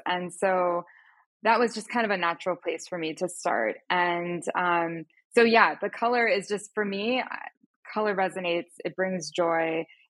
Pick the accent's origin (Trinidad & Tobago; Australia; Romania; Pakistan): Pakistan; also born or lived in United States; which I'm Pakistani and American. I grew up in both places, and that definitely has an influence on my personal style.